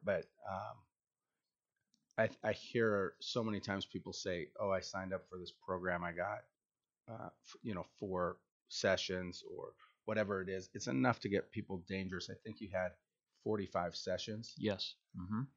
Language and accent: English; Washington, United States; I'm from Washington.